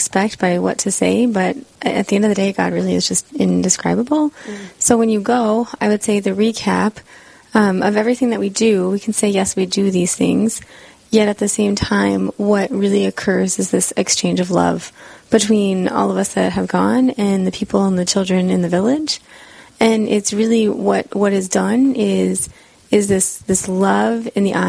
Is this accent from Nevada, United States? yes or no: yes; Las Vegas, Nevada, United States; moved away as an adult; now in South Dakota, United States; I was born and raised in Las Vegas